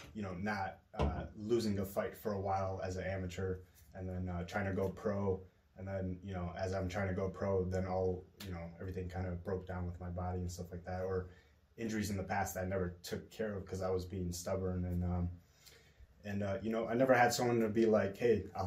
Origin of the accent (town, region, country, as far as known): Buffalo, New York, United States; born or raised there; also born or lived in Kosovo / New Jersey